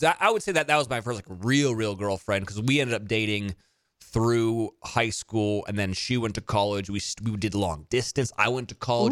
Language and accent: English; Monterey, California, United States; I went to school in Salinas, which was twenty-five minutes from where I grew up in Monterey